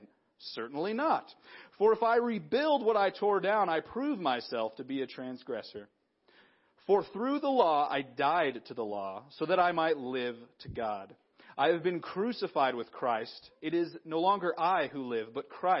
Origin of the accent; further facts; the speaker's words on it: Big Sandy, Montana, United States; moved away as an adult; also born or lived in Chicago; I was back in Big Sandy. I was raised here, right? And I lived here. I've lived here most of my life.